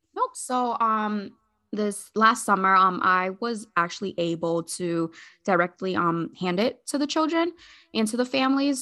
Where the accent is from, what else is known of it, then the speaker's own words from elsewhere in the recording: Hartford, Connecticut, United States; moved away as an adult; also born or lived in Agawam, Massachusetts; now in Massachusetts, United States; I'm originally from Hartford, Connecticut.